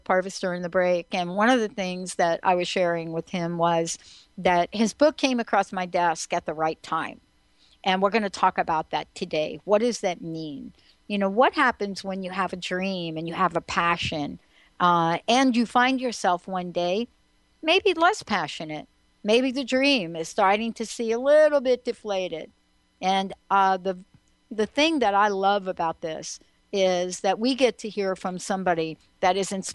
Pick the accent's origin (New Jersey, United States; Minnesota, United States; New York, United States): New York, United States; New York City; when I was growing up in New York City and homeless at 17